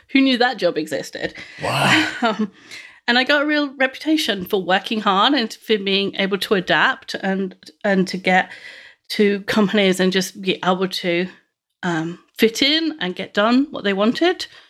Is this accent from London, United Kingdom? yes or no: yes; London, United Kingdom; I grew up in West London, the eldest of three children